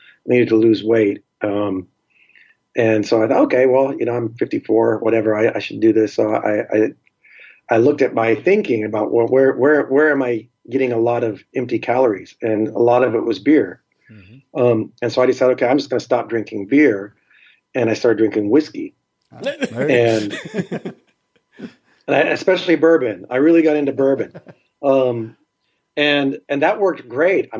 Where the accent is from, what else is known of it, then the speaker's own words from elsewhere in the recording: Seattle, Washington, United States; I'm from Seattle and Seattle has water